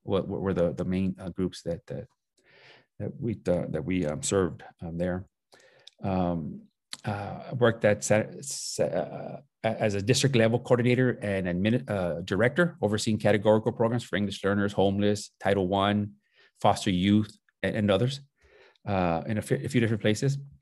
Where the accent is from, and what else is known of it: Los Angeles, California, United States; born or raised there; also born or lived in Nicolas Bravo, Chihuahua, Mexico / Tijuana, Mexico